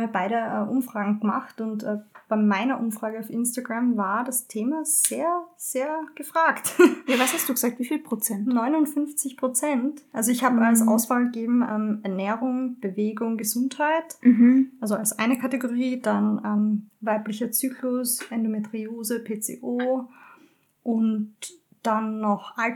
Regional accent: Graz, Styria, Austria; Ich, ich, ich oute mich jetzt als Grazerin einer.

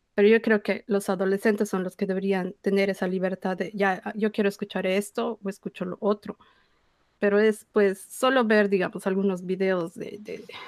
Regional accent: Bolivia; como bolivianos

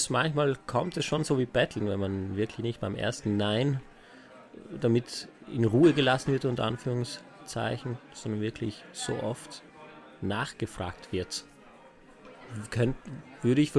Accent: Trentino-Alto Adige, Italy; now in Vienna, Austria; Ja, ich bin nicht hier geboren. Ich bin ursprünglich aus Italien, aus Südtirol. Bin aber jetzt ungefähr seit fünf Jahren hier in Wien.

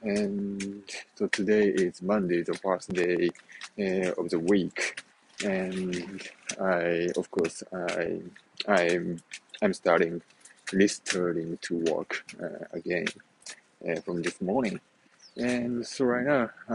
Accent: Japan; English is a second language; moved away as an adult; now in Huntington Beach, United States; we are originally from Japan, so that's why our country and our hometown should be Japan, somewhere in Japan

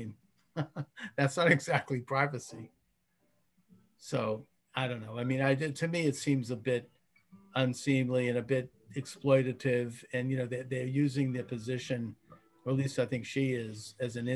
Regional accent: United States; I, as an American

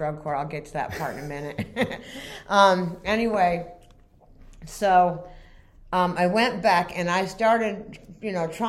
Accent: Vermont, United States; moved away; also born or lived in Florida; We're from Vermont. But we had moved to Florida

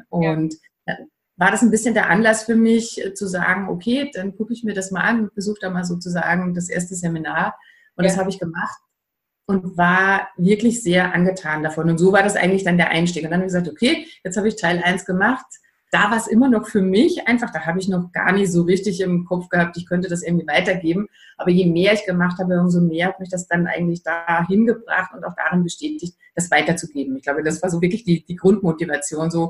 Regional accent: Austria; ich bin Österreicherin, wie man wahrscheinlich an dem rollenden R und dem breiten Ei raushören kann.

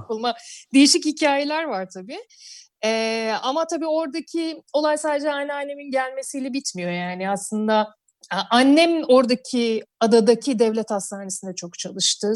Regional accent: Urla, İzmir, Turkey; moved away as an adult; now in Istanbul, Turkey; ben doğma büyüme oralıyım

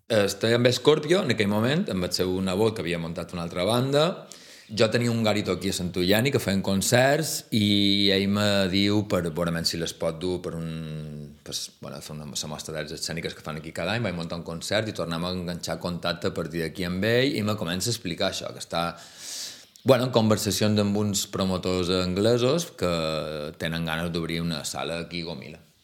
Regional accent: Majorca, Balearic Islands, Spain; moved away as an adult; now in Vic, Spain; som mallorquí

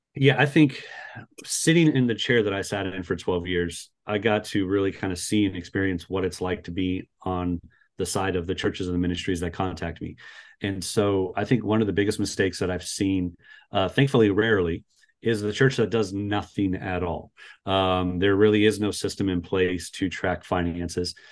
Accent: Las Vegas, Nevada, United States; also born or lived in Florida; I'm from Las Vegas, Nevada, uh, born and raised

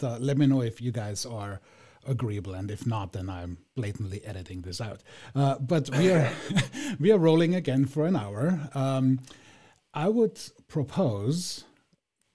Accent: Austria; growing up in Austria

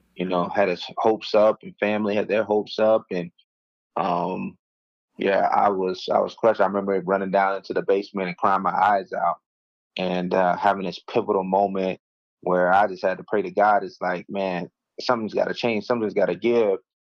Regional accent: Mulberry, Florida, United States; grew up in a small town of 3,000 people in a little, little place called Mulberry, Florida

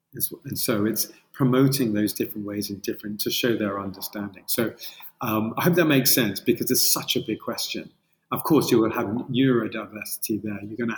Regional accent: Colombia; now in United Kingdom; I sound British. I am, but I'm originally from Colombia.

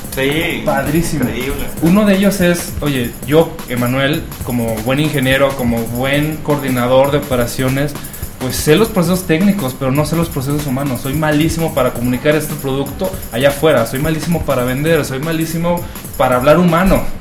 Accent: Chihuahua, Mexico; moved away as an adult; now in Guadalajara, Mexico; en la ciudad donde yo nací viví muchos años, no había industria del cine, de la animación. Chihuahua, Chihuahua, el norte de México

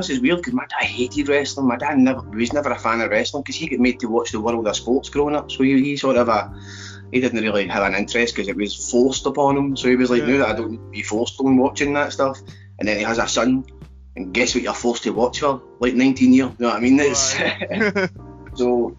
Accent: Cowdenbeath, Scotland, United Kingdom; accent: Glaswegian; Obviously, I'm originally Fife, don't let my accent fool you. I was born and raised in Cowden Beef, but I've had this Glaswegian accent the majority of my life.

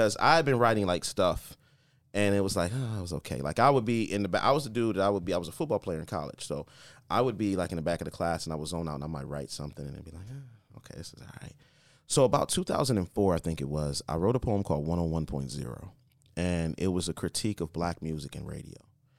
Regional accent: Columbus, Ohio, United States; also born or lived in Akron / California / Colorado; Columbus, Ohio.

